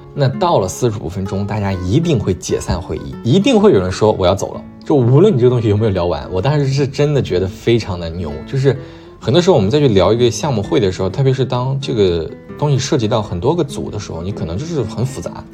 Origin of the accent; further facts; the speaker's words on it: China; moved away as an adult; also born or lived in Canada; 我是中国人，然后我在， 我也在中国长大